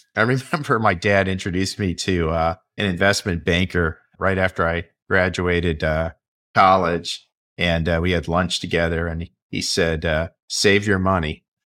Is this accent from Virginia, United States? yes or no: yes; Vienna, Virginia, United States; I grew up in the Washington, D.C. area.